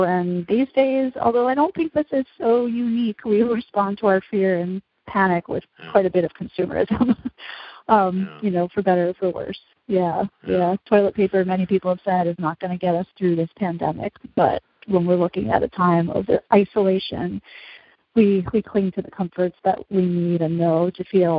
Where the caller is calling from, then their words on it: Berkeley, California, United States; Like, I'm speaking from Berkeley, California right now, which is under a shelter-in-place order for 3 weeks.